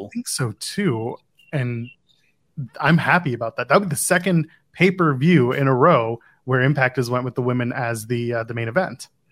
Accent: Nepean, Ontario, Canada; from Nepean, my hometown

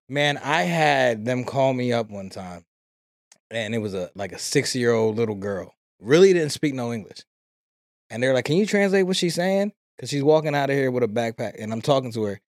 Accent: New York City, New York, United States; we come from New York City. Uh, I grew up in, in the, in the west side of the city, in the West End

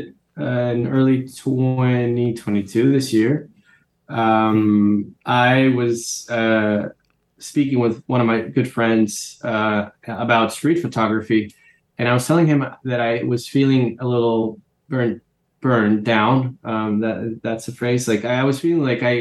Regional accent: Caracas, Capital District, Venezuela; moved away as an adult; now in New York, United States; Most of my friends also were living in Caracas, in my hometown

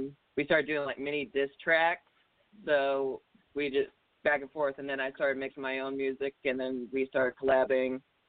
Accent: Indiana, United States; I'm here with my two other rap partners, … and …. We're rappers from Indiana.

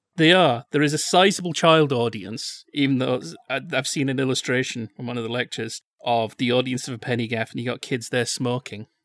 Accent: Yorkshire and the Humber, United Kingdom; I'm from Yorkshire

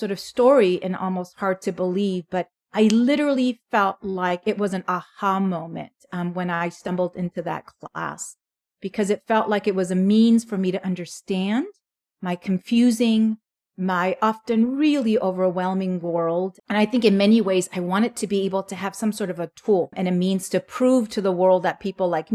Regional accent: Los Angeles, California, United States; also born or lived in South Korea; I grew up in Southern California, Los Angeles area. Came in 1980 when I was 8 years old

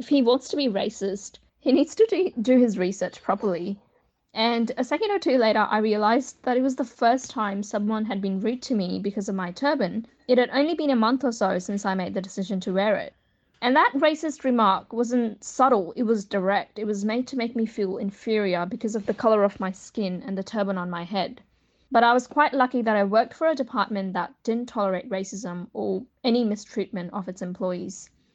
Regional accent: Australia; I'm Australian

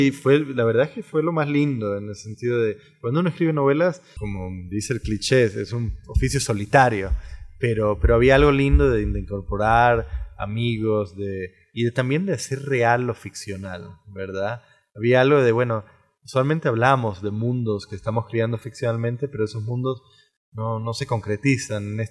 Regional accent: Costa Rica; que es un académico como yo, tico como yo, que ha vivido muchísimo tiempo afuera

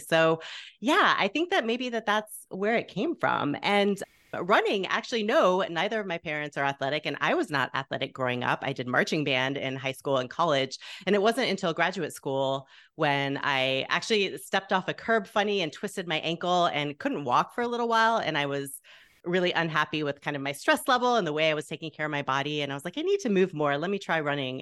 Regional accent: Plano, Texas, United States; moved away as an adult; also born or lived in Waco, Texas / Evanston, Illinois; now in Chicago, United States; my hometown newspaper, the Plano Star Courier

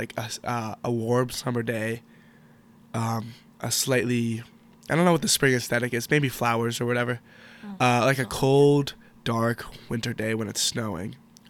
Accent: Pittsburgh, Pennsylvania, United States; I'm from Pittsburgh, Pennsylvania

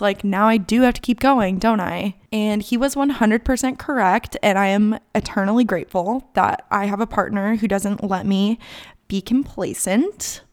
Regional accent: Gilbert, Arizona, United States; moved away as an adult; also born or lived in Tucson, Arizona / Malibu, California; now in North Carolina, United States; I am from Gilbert, Arizona

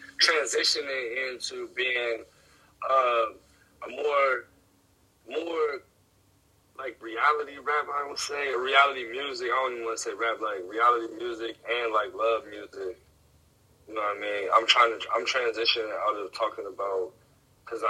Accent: near Pittsburgh, Ohio, United States; I'm from Ohio, right next to Pittsburgh, probably like 20 minutes from Pittsburgh

